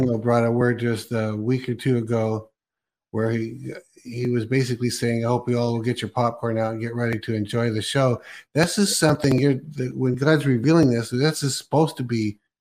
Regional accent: United States

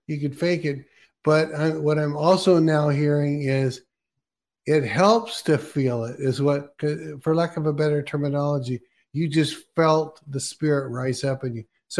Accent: Oregon, United States; I'm from Oregon.

